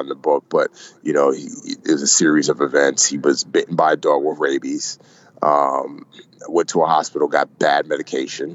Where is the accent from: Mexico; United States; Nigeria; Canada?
Nigeria; I was born in Western Africa, Nigeria specifically